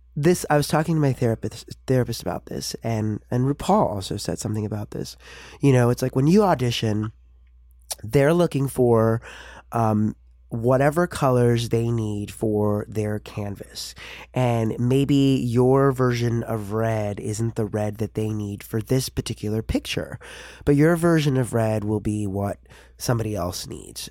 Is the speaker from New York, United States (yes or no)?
yes; New York City, New York, United States; I grew up in New York City